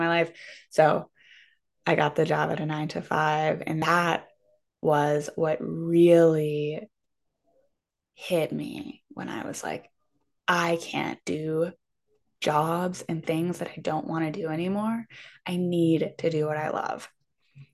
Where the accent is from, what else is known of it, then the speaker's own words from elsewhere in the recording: Pittsburgh, Pennsylvania, United States; moved away as an adult; also born or lived in Vermont; I'm from Pittsburgh, Pennsylvania